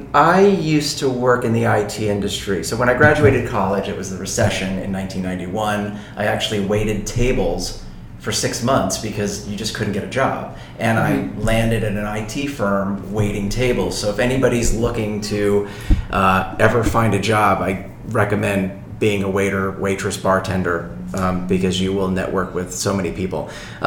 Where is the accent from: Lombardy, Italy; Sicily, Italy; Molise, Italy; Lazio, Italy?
Sicily, Italy; born there; I was born in Sicily.